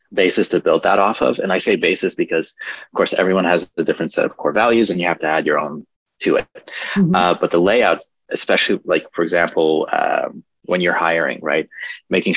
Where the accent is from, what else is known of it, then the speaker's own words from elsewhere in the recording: Poland; moved away; originally we're from Poland